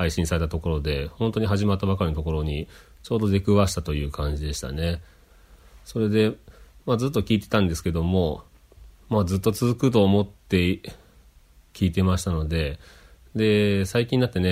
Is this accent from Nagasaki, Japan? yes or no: no; Kagawa, Japan; born there; also born or lived in Okayama; まあ、生まれは香川県うどん県ですけどもで、まあ、あちこち転々と引っ越ししまして